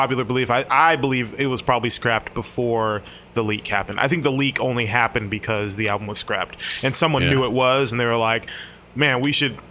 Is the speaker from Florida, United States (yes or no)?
yes; Miami, Florida, United States; I grew up in Miami.